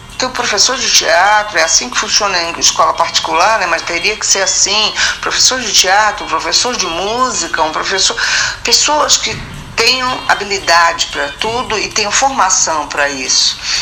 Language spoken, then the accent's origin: Portuguese; Rio de Janeiro, Brazil; moved away; also born or lived in São Paulo / Salvador; o Rio de Janeiro, onde eu nasci, São Paulo, onde fui morar